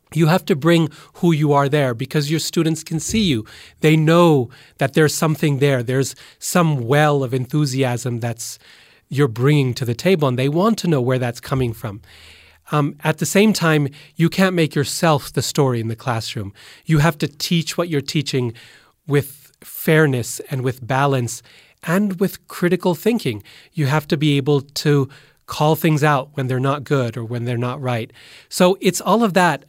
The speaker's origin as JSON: {"language": "English", "town": "Boise", "region": "Idaho", "country": "United States", "tie": "born or raised there", "said": "I'm from Boise, which is 100% absolutely true. It's the earliest memories I have, and it's still home"}